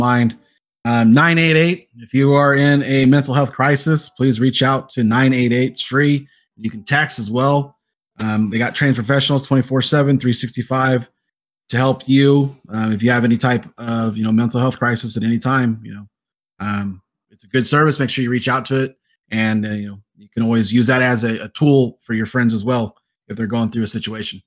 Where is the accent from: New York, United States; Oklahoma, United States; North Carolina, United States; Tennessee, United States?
Oklahoma, United States; moved away as an adult; also born or lived in Washington; now in Texas, United States; I'm from Oklahoma